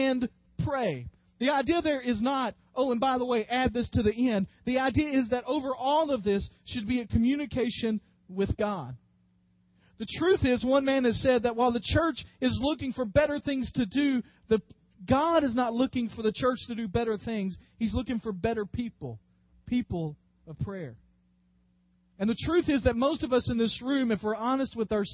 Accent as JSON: {"language": "English", "region": "West Tennessee", "country": "United States", "tie": "born or raised there", "said": "Growing up in West Tennessee watching the Memphis wrestling"}